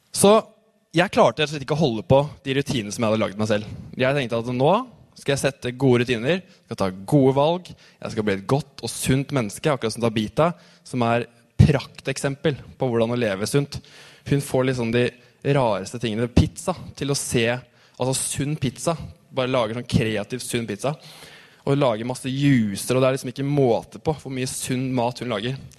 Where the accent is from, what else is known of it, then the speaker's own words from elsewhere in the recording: Tønsberg, Vestfold, Norway; Jeg har vokst opp Tøns i Tønsberg.